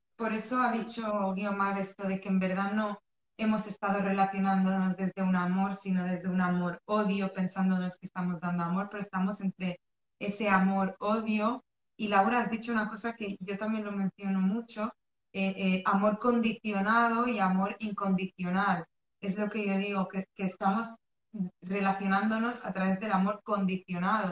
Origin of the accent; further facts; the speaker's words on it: Spain; also born or lived in Morocco; yo soy de Marruecos, he nacido en Marruecos, pero vivo y he, he vivido casi toda mi vida en España y me he criado, o sea, me he educado en España mayoritariamente